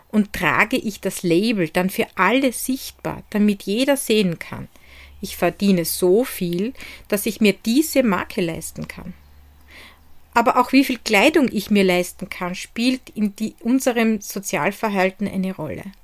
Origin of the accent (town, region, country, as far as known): Hart bei Graz, Styria, Austria; born or raised there